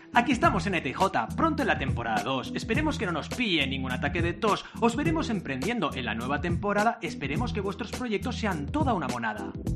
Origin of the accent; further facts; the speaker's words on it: Barcelona, Catalonia, Spain; also born or lived in Mar del Plata, Argentina; now in Sabadell, Spain; siempre he vivido en Barcelona